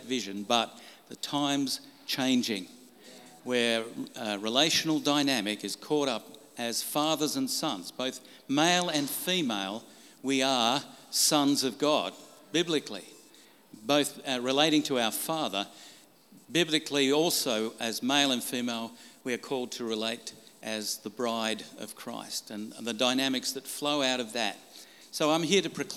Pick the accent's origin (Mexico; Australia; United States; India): Australia; Brisbane, Queensland; I'm from Brisbane, Australia